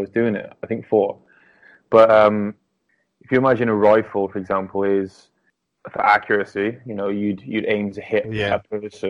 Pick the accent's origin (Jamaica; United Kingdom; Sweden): United Kingdom; South Wales; I'm from South Wales